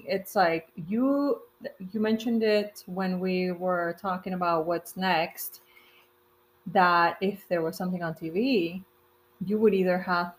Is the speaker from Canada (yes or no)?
no; Mexico; now in United States; I'm Mexican, but I've been living in the United States since